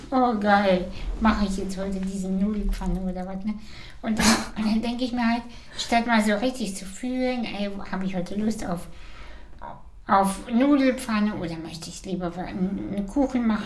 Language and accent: German; Kazakhstan; Ich komme aus Kasachstan. Ich habe meine erste Orange erst mit äh, sechs